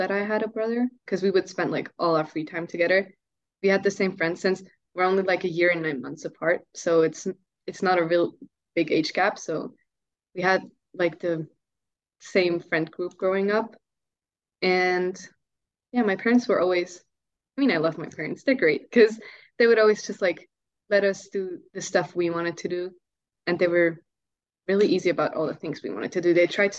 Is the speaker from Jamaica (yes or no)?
no; Switzerland; I think that Swiss families are actually closer to each other than American families, from what I experienced.